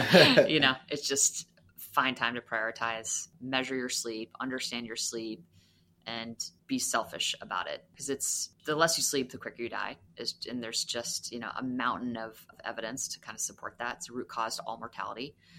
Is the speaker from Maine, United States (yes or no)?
yes; Maine, United States; also born or lived in Massachusetts, United States; Well, I'm from the Northeast, so I grew up, I was in Maine and Massachusetts. I moved around a lot, but I definitely do identify as a New England fan.